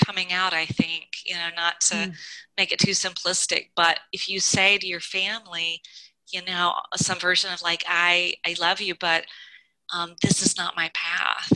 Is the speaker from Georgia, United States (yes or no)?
yes; Georgia, United States; my background, I grew up in Georgia.